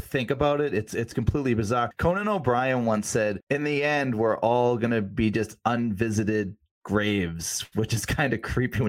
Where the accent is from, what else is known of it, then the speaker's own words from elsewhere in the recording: Weymouth, Massachusetts, United States; We grew up in Weymouth on Whitman's Pond, which is just this like murky, disgusting pond.